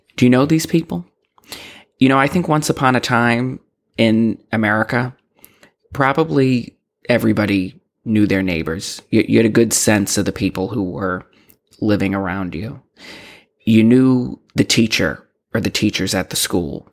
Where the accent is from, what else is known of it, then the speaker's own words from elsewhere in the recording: Boston, Massachusetts, United States; I'm from Boston. I grew up in Boston